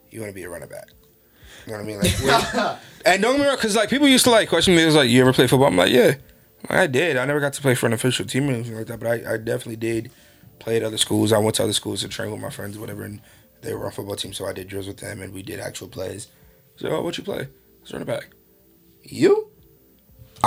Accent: New York City, New York, United States; I'm a kid from Southside Jamaica

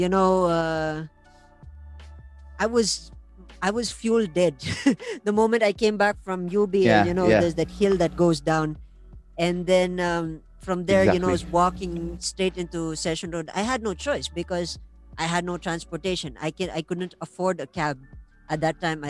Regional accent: La Trinidad, Cordillera Administrative Region, Philippines; I'm from La Trinidad

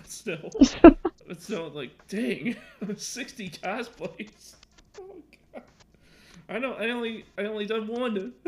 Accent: Illinois, United States; I'm I'm from Illinois

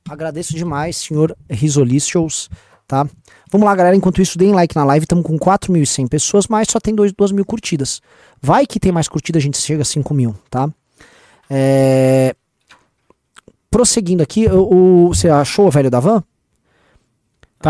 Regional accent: São Paulo, Brazil; São Paulo, que eu nasci na Moca

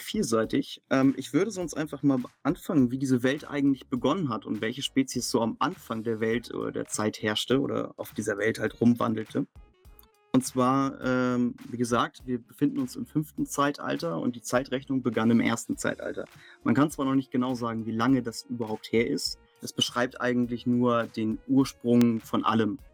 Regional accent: near Lübeck, Schleswig-Holstein, Germany; moved away; Ich komme ja aus dem Norden Deutschlands, in der Nähe von Lübeck

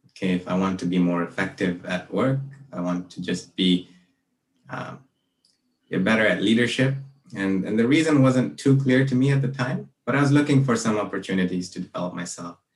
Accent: Malaysia; moved away as an adult; also born or lived in Brunei; now in Vancouver, Canada; I grew up in Malaysia and Brunei, and I came here to Vancouver

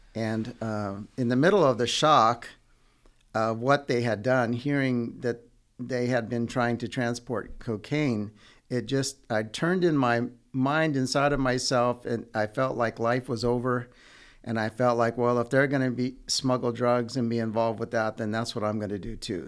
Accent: Redding, California, United States; also born or lived in Yuba City, California; I grew up in Northern California in a town called Redding until I was about sixteen

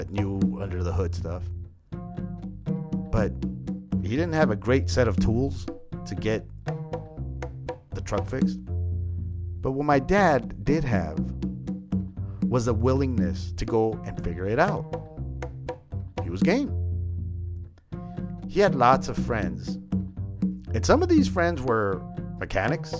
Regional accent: San Jose, California, United States; I grew up in East San Jose

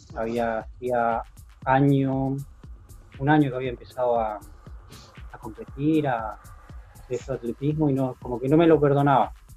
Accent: San Martín, Argentina; moved away as an adult; also born or lived in Belgium / Spain / Plottier; yo nací en San Martín y estuve hasta 2001, hasta el 2000, viviendo constantemente en San Martín

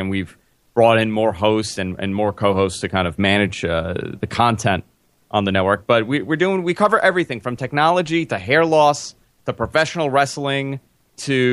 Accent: New York City, New York, United States; I'm born and raised in Queens

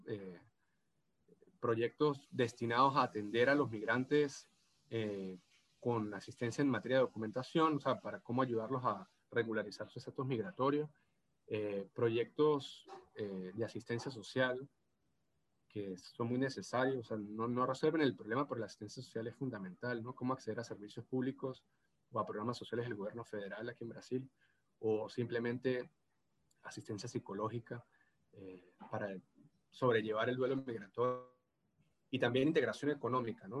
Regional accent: San Cristóbal, Táchira, Venezuela; accent: gocho; moved away as an adult; now in Rio de Janeiro, Brazil; hablo portugués gocho

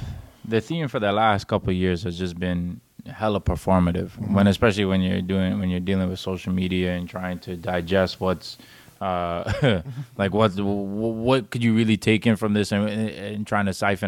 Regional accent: Djibouti; I said, I'm from Djibouti.

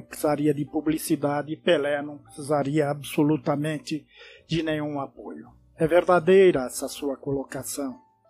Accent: Brazil

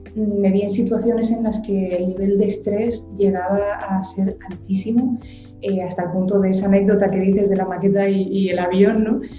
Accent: Gran Canaria, Canary Islands, Spain; also born or lived in Madrid / New York; me formé en la isla de Gran Canaria, concretamente, que es de donde yo soy originalmente, yo nací aquí

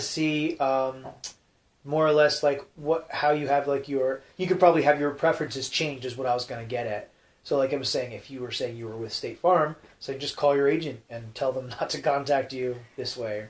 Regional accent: New Jersey, United States; moved away; I'm from Jersey

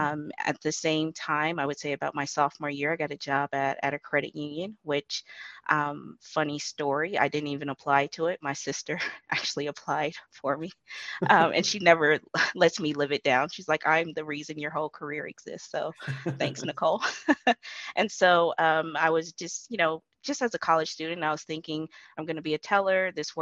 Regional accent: Imperial Beach, California, United States; also born or lived in Adak, Alaska; I'm actually from Imperial Beach, which is within San Diego County, California. Both of my parents were in the Navy, so I guess you can consider me a Navy brat.

